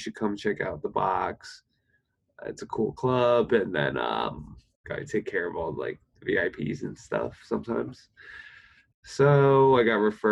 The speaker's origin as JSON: {"language": "English", "town": "New York City", "region": "New York", "country": "United States", "said": "I'm from Queens."}